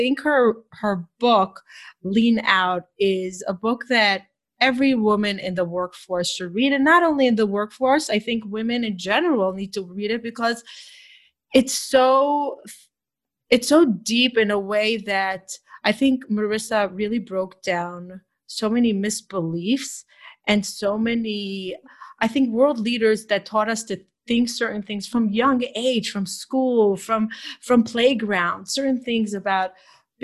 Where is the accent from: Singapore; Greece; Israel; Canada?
Israel; moved away; I grew up in Israel.